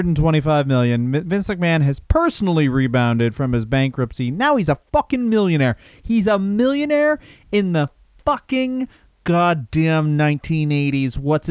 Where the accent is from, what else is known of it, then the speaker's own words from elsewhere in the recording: Texas, United States; I'm from Texas.